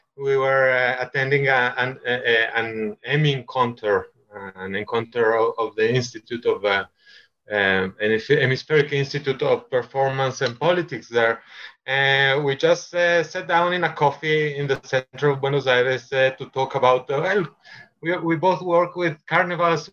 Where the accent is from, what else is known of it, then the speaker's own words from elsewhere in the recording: Italy; now in Bogota, Colombia; I'm Italian